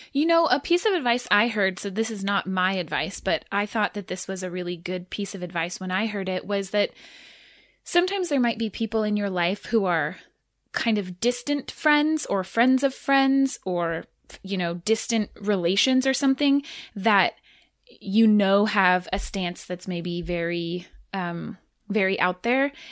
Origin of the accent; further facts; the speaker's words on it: Irvine, California, United States; also born or lived in San Diego, California; when I was nine, I think was when we moved from San Diego to Irvine.